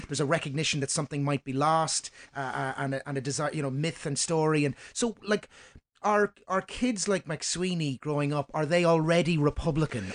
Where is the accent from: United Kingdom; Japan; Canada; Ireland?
Ireland; Dundalk, County Louth; my hometown of Dundalk